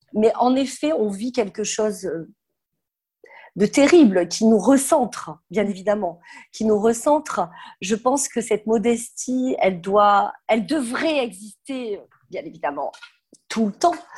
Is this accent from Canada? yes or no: no; south of France, France; moved away as an adult; now in Paris, France; je viens du sud de la France